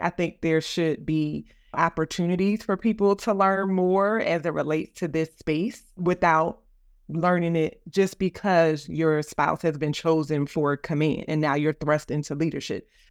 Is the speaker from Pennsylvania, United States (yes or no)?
yes; Philadelphia, Pennsylvania, United States; moved away as an adult; also born or lived in Virginia; I am from West Philadelphia. I went to the Philadelphia High School for Girls